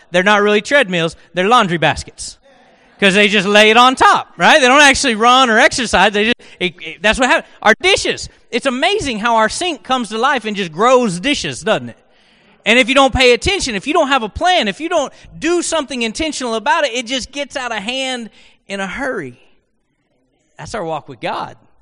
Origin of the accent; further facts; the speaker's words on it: Oklahoma, United States; accent: Oklahoman; I spoke Oklahoman, and so English was not my native tongue